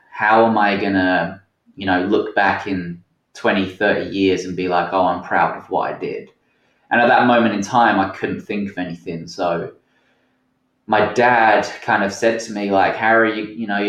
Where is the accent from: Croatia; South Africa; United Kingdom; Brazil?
United Kingdom; Essex, East of England; moved away as an adult; also born or lived in Portsmouth / Helensburgh, Scotland / Pacific Northwest, United States; now in Washington, United States; I grew up in Essex. I spent a lot of my kind of like teen life in Essex